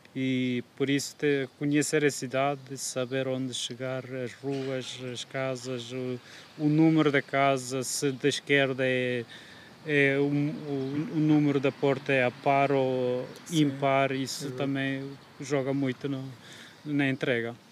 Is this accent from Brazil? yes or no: no; Kurdistan, Turkey; Portuguese is a second language; moved away as an adult; now in Aveiro, Portugal; eu sou do Kurdistão, mas como ainda não é um país independente, oficialmente eu sou da Turquia